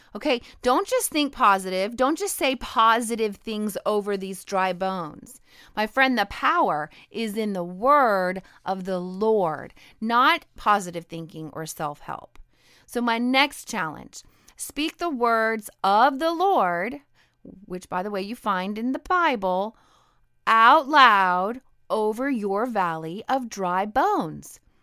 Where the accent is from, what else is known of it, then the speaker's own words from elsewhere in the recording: Idaho, United States; I'm a Northwestern girl. I grew up in Idaho